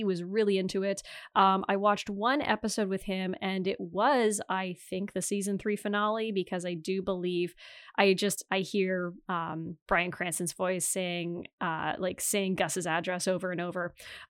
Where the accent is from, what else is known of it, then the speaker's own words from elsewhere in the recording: Ontario, Canada; I do actually say A, I think, more than the average Canadian, because I'm from Northern Ontario.